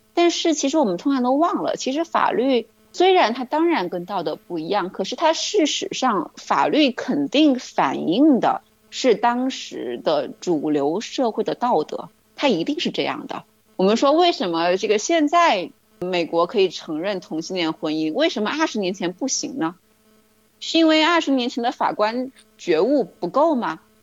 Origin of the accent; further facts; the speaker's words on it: China; 特别是我们中国人，对于美国的认识其实是经历了一个反转的过程的